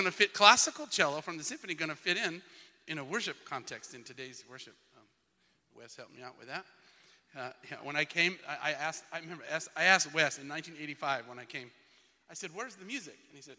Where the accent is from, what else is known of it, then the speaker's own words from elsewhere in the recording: Twin Falls, Idaho, United States; I am from Twin Falls, Idaho.